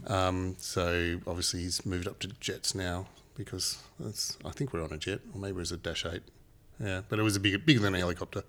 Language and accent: English; Papua New Guinea; now in Australia; I, not from Australia originally. I was born and, and raised in Papua New Guinea.